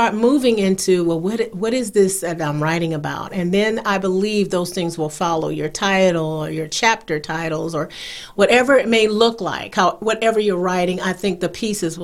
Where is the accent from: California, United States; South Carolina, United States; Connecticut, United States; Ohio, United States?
South Carolina, United States; now in North Carolina, United States; I am originally from South Carolina